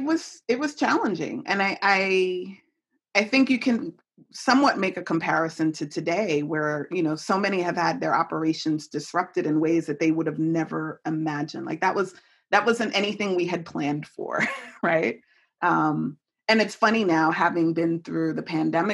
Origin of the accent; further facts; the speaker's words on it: New York City, New York, United States; moved away as an adult; also born or lived in Chicago / Washington, District of Columbia, United States; now in Hamilton, United States; I'm a city girl. I grew up in New York City.